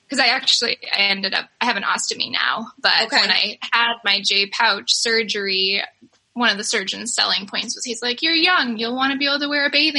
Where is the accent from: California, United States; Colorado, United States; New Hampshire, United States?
New Hampshire, United States; I'm from New Hampshire